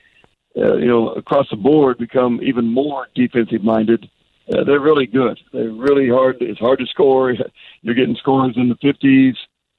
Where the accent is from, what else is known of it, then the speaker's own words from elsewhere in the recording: Kansas, United States; also born or lived in Las Vegas, Nevada; now in Oklahoma, United States; the people we grew up with in Kansas